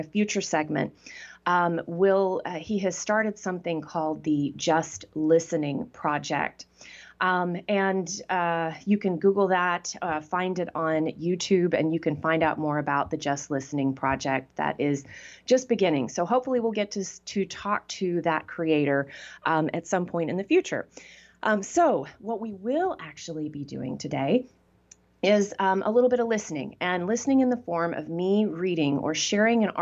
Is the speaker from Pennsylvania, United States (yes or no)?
no; Texas, United States; I grew up in Texas